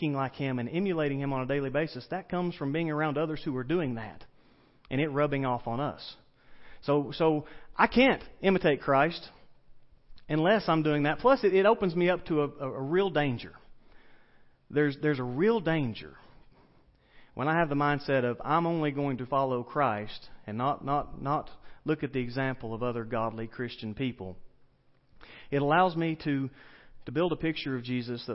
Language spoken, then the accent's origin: English; the South, United States; accent: southern; my southern accent